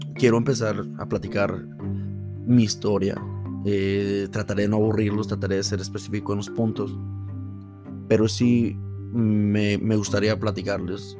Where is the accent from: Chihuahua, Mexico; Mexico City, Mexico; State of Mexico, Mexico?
State of Mexico, Mexico; moved away as an adult; now in United States; nací en el Estado de México y tengo cerca una ciudad que se llama la ciudad de Toluca